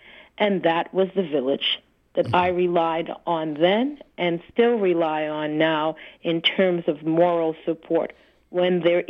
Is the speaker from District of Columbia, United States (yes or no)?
yes; Washington, District of Columbia, United States; also born or lived in Boston; growing up in the Washington, D.C. area after I left Boston